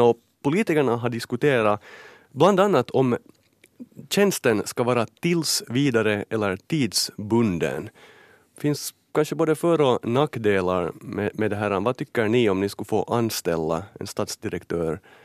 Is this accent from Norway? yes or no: no; Karis, Uusimaa, Finland; jag är då född och uppvuxen i, i Karis